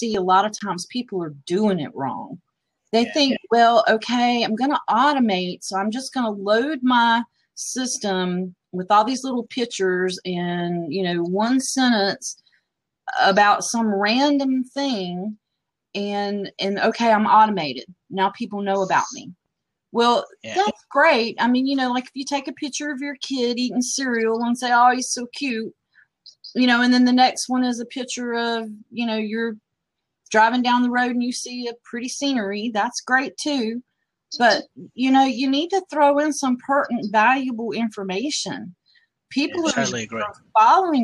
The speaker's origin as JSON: {"language": "English", "country": "United States", "said": "As an American"}